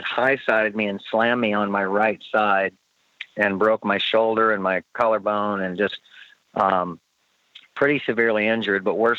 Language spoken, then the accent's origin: English; Springfield, Illinois, United States; the Springfield mile, which was my hometown.